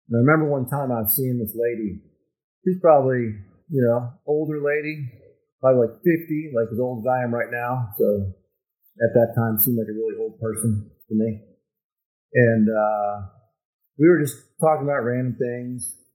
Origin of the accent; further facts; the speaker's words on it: United States; I'm an American